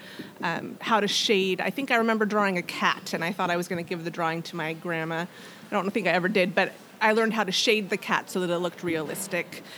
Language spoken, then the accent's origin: English; Bothell, Washington, United States; also born or lived in Camano Island, Washington / California; I grew up in the Bothell Mill Creek area. Lived there for most of my life until high school